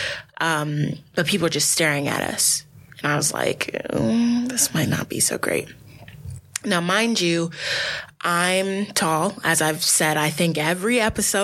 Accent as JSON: {"language": "English", "country": "United States", "said": "I would be treated as an American"}